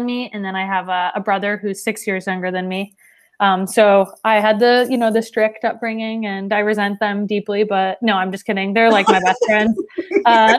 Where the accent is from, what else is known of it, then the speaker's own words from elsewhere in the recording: Washington, United States; moved away as an adult; now in Twin Cities, United States; I'm from Washington originally